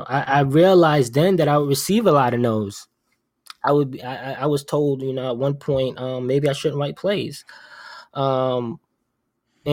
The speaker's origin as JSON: {"language": "English", "region": "New York", "country": "United States", "moved": "yes", "lives_now": "Providence, United States", "said": "I'm from New York"}